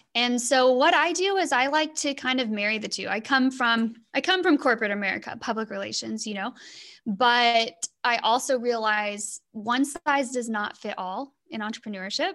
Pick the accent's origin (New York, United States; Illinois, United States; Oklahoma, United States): Oklahoma, United States; Southwest; moved away as an adult; now in Sonora, United States; I'm actually from Southwest Oklahoma